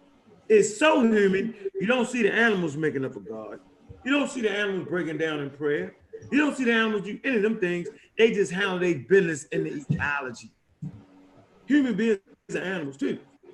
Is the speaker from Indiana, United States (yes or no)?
no; Florida, United States; from Florida.